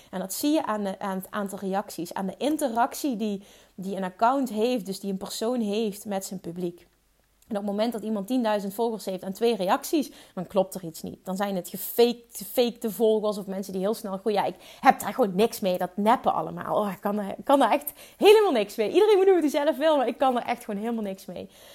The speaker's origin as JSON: {"language": "Dutch", "region": "Limburg", "country": "Netherlands", "accent": "Limburgs", "said": "Ik heb een stom Limburgs accent"}